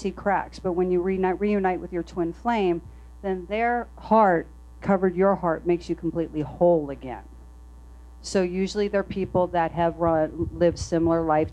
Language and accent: English; New Jersey, United States; I'm from New Jersey. And it was in Red Bank